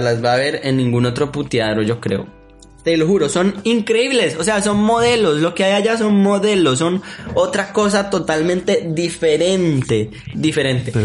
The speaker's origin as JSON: {"language": "Spanish", "country": "Colombia", "said": "Como buen colombiano"}